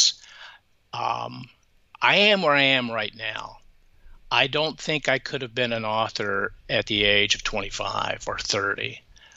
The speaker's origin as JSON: {"language": "English", "town": "Atlanta", "region": "Georgia", "country": "United States", "tie": "born or raised there", "said": "I grew up in Atlanta, so I know what it was like to go to church on Sundays"}